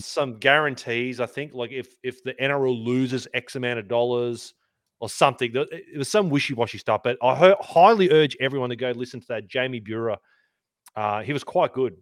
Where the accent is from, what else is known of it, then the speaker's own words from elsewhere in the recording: Sydney, New South Wales, Australia; also born or lived in Canberra; I grew up in Sydney